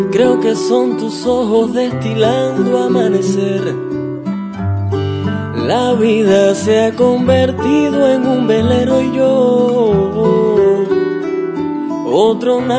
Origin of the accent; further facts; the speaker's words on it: Cuba; soy cantautor cubano y vengo en esta ocasión a compartirles un poco de mi música.